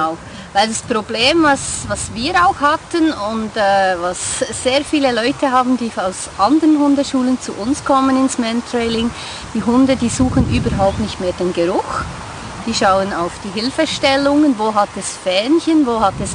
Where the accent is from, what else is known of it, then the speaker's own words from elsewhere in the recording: Bern, Switzerland; ich komme aus dem Kanton Bern in der Westschweiz.